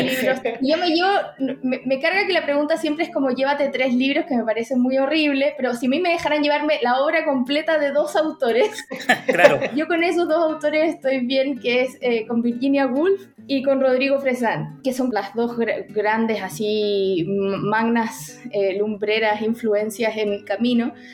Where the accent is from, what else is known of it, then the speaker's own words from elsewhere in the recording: Santiago, Santiago Metropolitan Region, Chile; yo soy de Santiago, pero mi, casi toda mi familia es de la quinta región